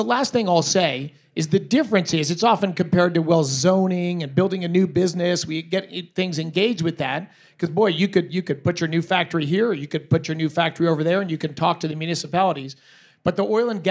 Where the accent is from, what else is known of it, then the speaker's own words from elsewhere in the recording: Colorado, United States; I'm a Coloradan, not a Texan. So I live in this state. I grew up in this state.